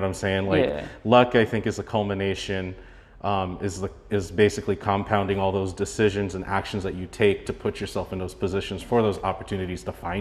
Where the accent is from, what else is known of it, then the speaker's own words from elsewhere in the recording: Oxnard, California, United States; also born or lived in Chicago; I grew up in Southern California. I grew up in Oxnard